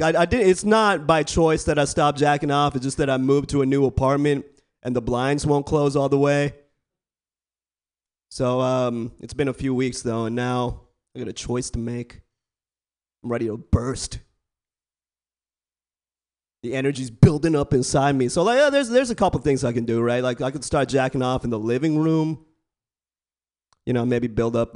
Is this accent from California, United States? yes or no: yes; Bay Area, California, United States; I was born and raised in the Bay Area.